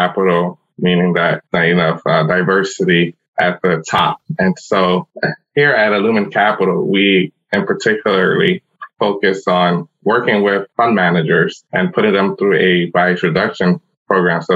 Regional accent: New York City, New York, United States; I was born and raised in the South Bronx, so I had a humble beginnings

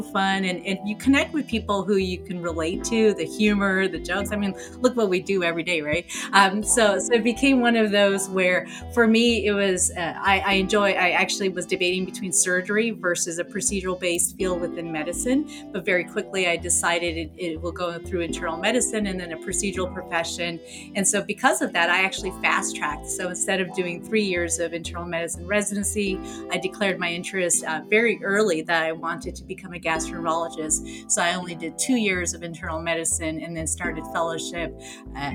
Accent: Afghanistan; moved away; I'm originally from Afghanistan

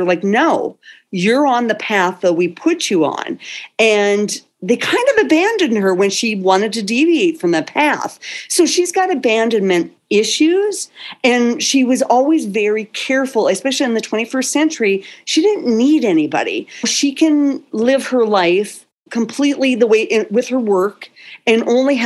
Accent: North Dakota, United States; moved away; also born or lived in California; I am originally from North Dakota and my family's still back here.

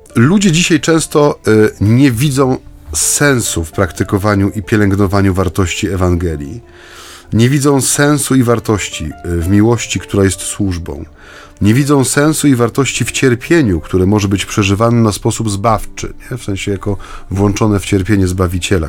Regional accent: Silesian Voivodeship, Poland; ja jestem ze Śląska, więc u nas to było naturalne

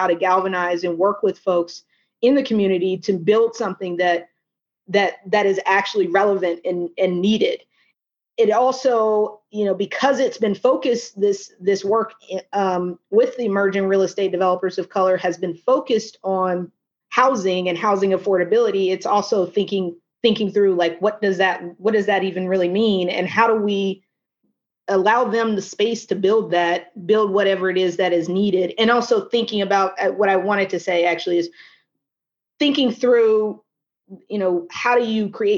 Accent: Little Rock, Arkansas, United States; now in Washington, D.C., United States; my hometown of Little Rock, Arkansas

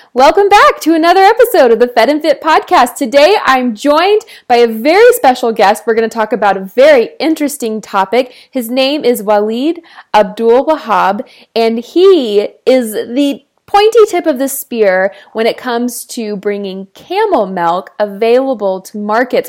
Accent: Texas, United States; I'm from Texas

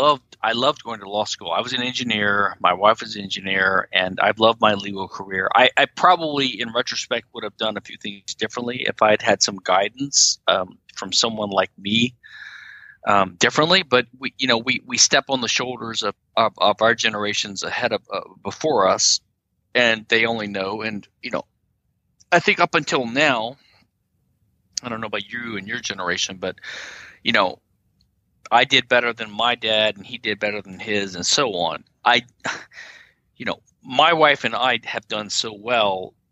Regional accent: the South, United States; Sorry, we made it on our own. We're from the South. We made it on our own.

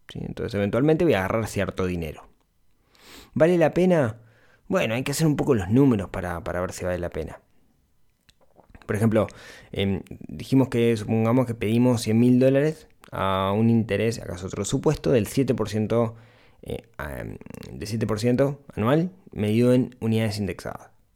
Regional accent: Ciudad de la Costa, Canelones, Uruguay; soy de la ciudad de la costa, soy de Shangri-La toda la vida, viví toda mi vida allá

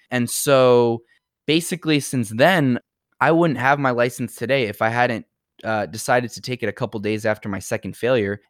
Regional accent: New York City, New York, United States; I'm from New York

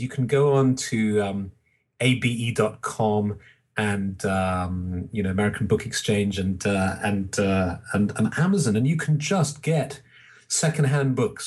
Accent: England, United Kingdom; I'm English

